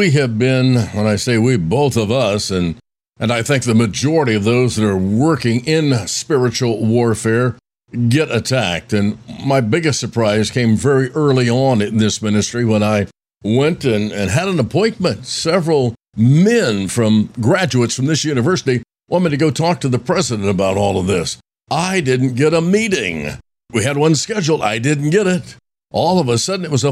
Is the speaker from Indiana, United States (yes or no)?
yes; Roanoke, Indiana, United States; growing up in Roanoke, Indiana